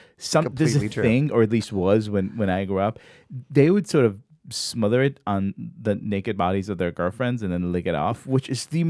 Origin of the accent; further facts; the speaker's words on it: Israel; accent: Israeli; moved away; In my Israeli accent.